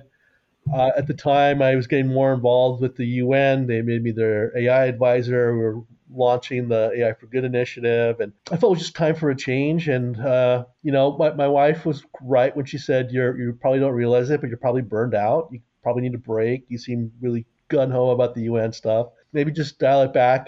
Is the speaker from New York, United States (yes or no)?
yes; New York City, New York, United States; I grew up near Yankee Stadium